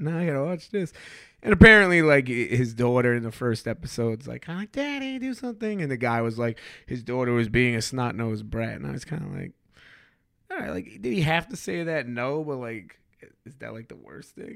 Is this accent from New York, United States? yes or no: yes; New York, United States; I grew up in New York and we have no college team